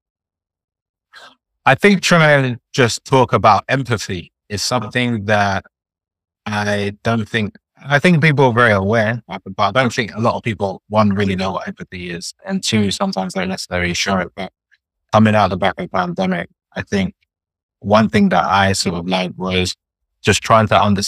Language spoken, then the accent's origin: English; London, United Kingdom; I'm Nigerian, but born and raised in London